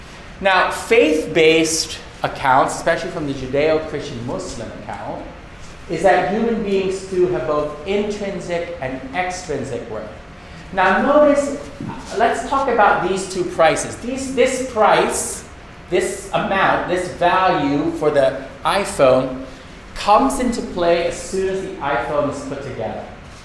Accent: Bangkok, Thailand; So I am a Filipino-American, but I grew up in Bangkok, Thailand. So I spend most of my time in Bangkok with Buddhist, you know, Buddhist society and Buddhist culture.

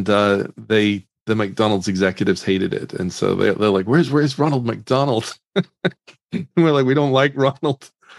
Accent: Northern Ireland, United Kingdom; I grew up in Northern Ireland, and I actually got really interested in the video game industry.

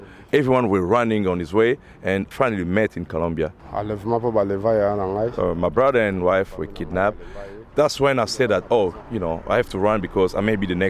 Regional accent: DR Congo; moved away as an adult; now in Portland, United States; I'm from the Congo.

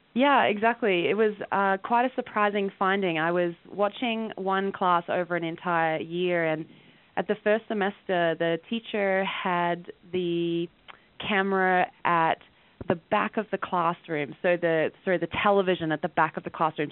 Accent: rural Western Australia, Australia; now in Calgary, Canada; I'm actually originally from Australia, and I grew up in a rural area in Western Australia

